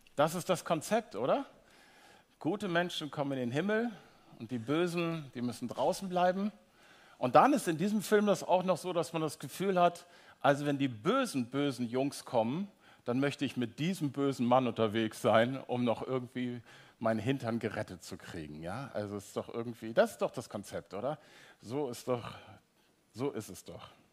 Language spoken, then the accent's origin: German; North Frisia, Schleswig-Holstein, Germany; now in Hamburg, Germany; Ich komme aus Nordfriesland, ihr merkt, ich komme so richtig ne, aus germanischem Urland